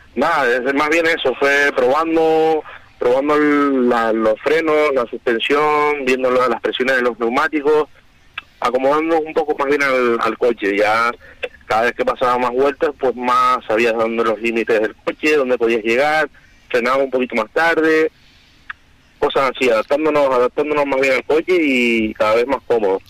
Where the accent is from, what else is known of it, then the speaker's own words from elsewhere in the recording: Canary Islands, Spain; aquí todos somos canarios